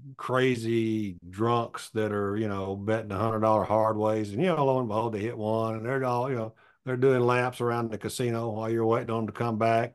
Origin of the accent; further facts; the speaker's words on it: Alabama, United States; I'm a redneck from Alabama